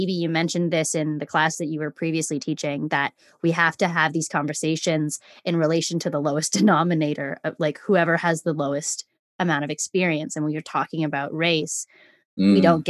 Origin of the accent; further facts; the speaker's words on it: Canada; as a Canadian citizen, not of Indigenous heritage